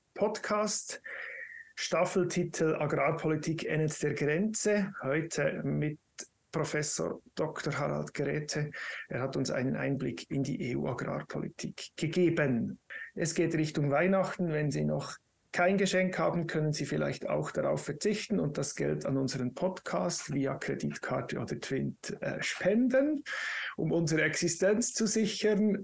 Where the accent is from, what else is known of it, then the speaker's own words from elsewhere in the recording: Switzerland; bei uns in der Schweiz